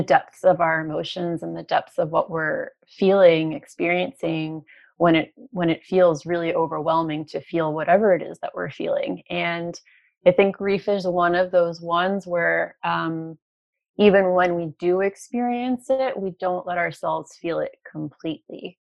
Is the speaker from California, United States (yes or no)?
no; New York City, New York, United States; moved away as an adult; now in Toronto, Canada; I'm from New York and I moved to Toronto from New York